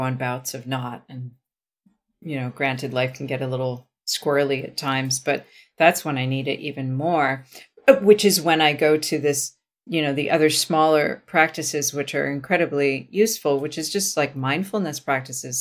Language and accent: English; Vancouver, British Columbia, Canada; I was from Vancouver